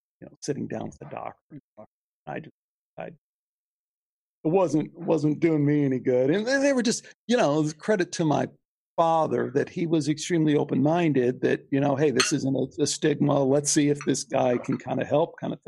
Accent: La Grange, Illinois, United States; Growing up in Chicago, we were Greek

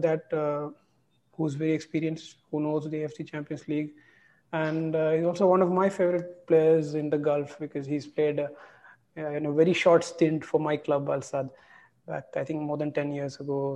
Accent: India; as an Indian

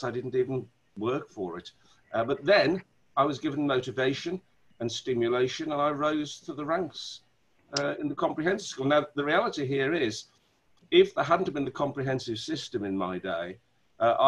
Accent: Wolverhampton, West Midlands, United Kingdom; I'm from Wolverhampton. You probably can hear the accent come out every now and then, you know, when I talk like that. That's my natural accent.

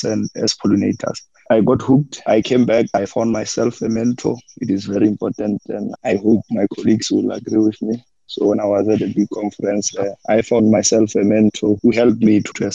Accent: North West, South Africa; now in Pretoria, South Africa; I'm based originally from Northwest in a village called Maguluga.

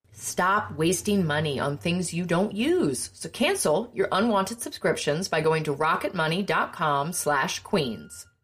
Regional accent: Virginia, United States; I'm from Virginia.

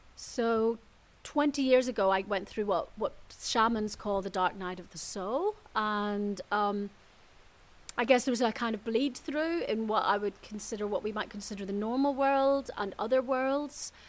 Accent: Belfast, Northern Ireland, United Kingdom; moved away; I grew up in Belfast, in Northern Ireland.

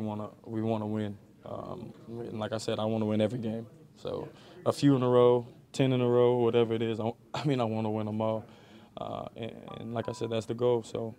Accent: New Orleans, Louisiana, United States; I mean, I grew up in New Orleans.

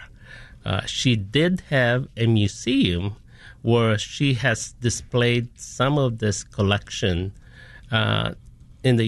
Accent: Philippines; moved away as an adult; also born or lived in United States; now in Chicago, United States; I am a first generation Filipino American, born and raised in the Philippines, but now have spent 2/3 of my time of my life here in the U.S.

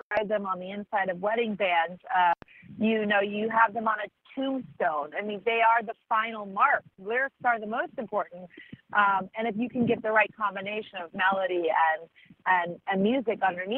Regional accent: Santa Barbara, California, United States; my hometown of Santa Barbara

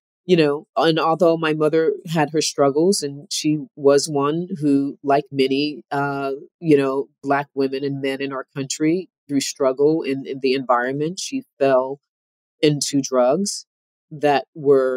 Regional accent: Camden, New Jersey, United States; I grew up in Camden, New Jersey

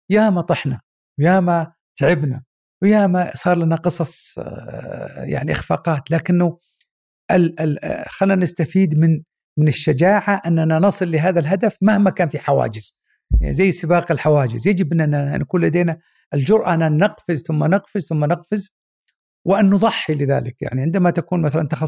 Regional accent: Mecca, Makkah Province, Saudi Arabia; born there; وبعد الحج فعلا ولدت وكانت طبعا وقتها في مكه فبعد انتهاء حجها ولدت وهي في مكه

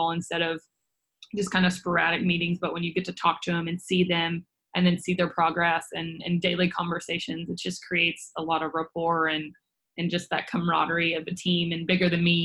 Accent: Nashville, Tennessee, United States; originally born and raised in Nashville, Tennessee

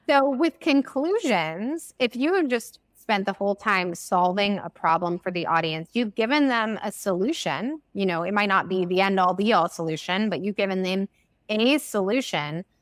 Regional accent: United States; first language English; I'm an American

